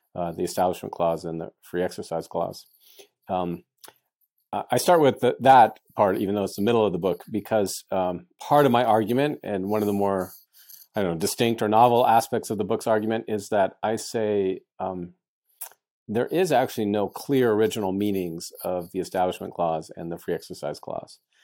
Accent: United States; I'm an American. I'm proud of my country

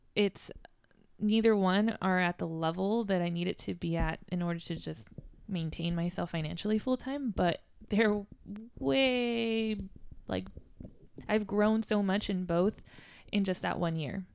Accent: Downey, California, United States; I grew up in Los Angeles, California. Downey, to be specific

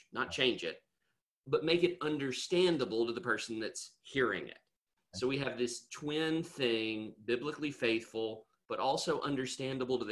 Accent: Nashville, Tennessee, United States; moved away; I'm from the Nashville area originally

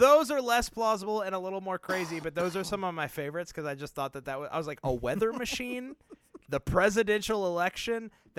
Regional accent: Nashville, Tennessee, United States; I love my hometown of Nashville, and it was some of the most devastating photos I've ever seen.

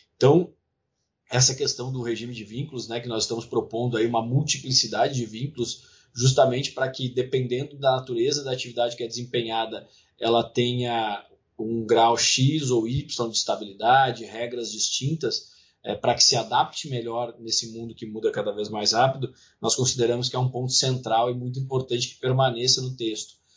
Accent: Rio Grande do Sul, Brazil; meu estado natal, Rio Grande do Sul.

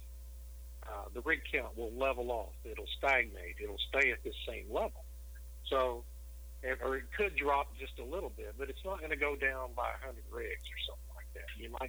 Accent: South Texas, United States; I grew up in South Texas, spent an awful lot of time in Corpus Christi in my younger days

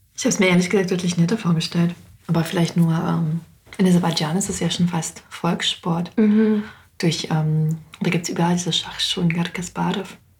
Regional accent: Wetteraukreis, Hesse, Germany; also born or lived in Moscow; ich komme ja auch aus dem Wetteraukreis

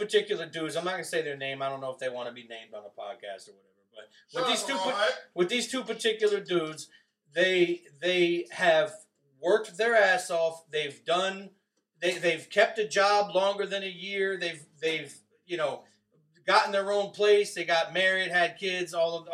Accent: Providence, Rhode Island, United States; also born or lived in West Virginia; I'm from Providence, Rhode Island.

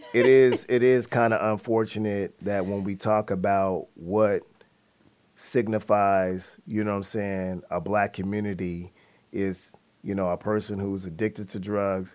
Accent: Seattle, Washington, United States; growing up in Seattle

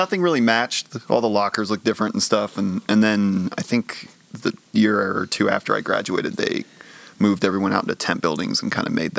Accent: Littleton, Colorado, United States; I grew up in Littleton, Colorado.

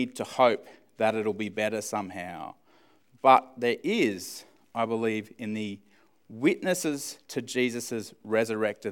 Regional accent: Australia; as Australian males.

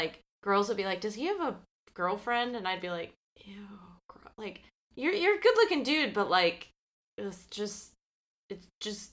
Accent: Midwest, United States; accent: Midwestern; I sound a little bit more Midwestern.

